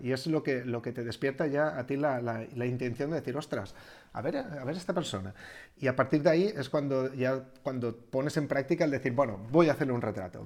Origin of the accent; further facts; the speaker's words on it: Algemesí, Valencian Community, Spain; yo soy de Algemesi